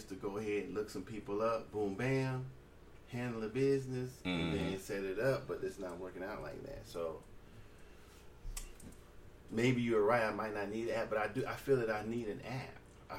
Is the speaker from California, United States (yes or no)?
yes; California, United States; now in Alaska, United States; I'm from California, too.